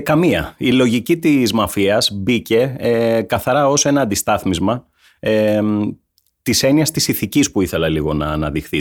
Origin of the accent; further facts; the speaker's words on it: Laconia, Peloponnese, Greece; also born or lived in Vamvakou; είμαι από τη Λακωνία